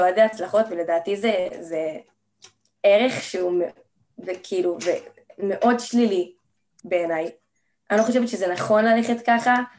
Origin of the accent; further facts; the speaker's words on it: Jerusalem, Jerusalem District, Israel; אני בת 17, אה, מירושלים